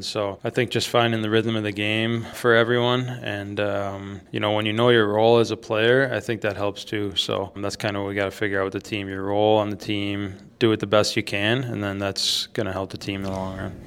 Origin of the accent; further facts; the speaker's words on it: Buffalo, New York, United States; moved away; also born or lived in Michigan; I grew up in Buffalo, too